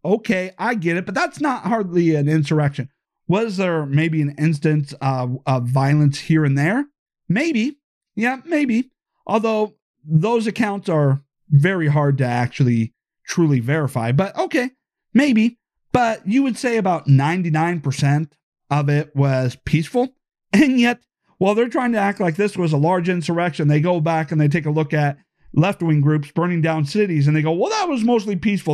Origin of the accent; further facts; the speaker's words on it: Iowa, United States; my home state of Iowa